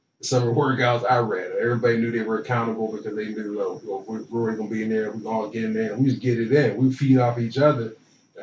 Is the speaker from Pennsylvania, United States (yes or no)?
yes; Beaver Falls, Pennsylvania, United States; moved away; I'm from Beaver Falls, Pennsylvania, which is right outside of Pittsburgh.